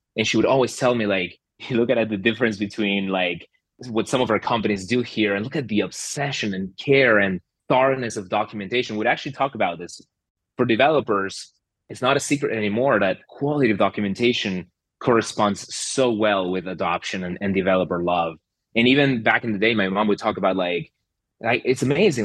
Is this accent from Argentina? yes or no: yes; Argentina; moved away; So I'm originally from Argentina